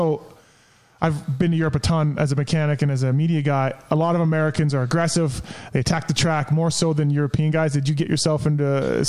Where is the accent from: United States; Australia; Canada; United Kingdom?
Canada; I'm Canadian.